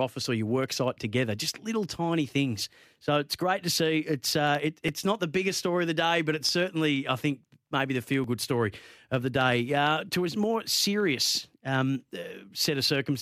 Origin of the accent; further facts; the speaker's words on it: Bendigo, Victoria, Australia; I grew up in Bendigo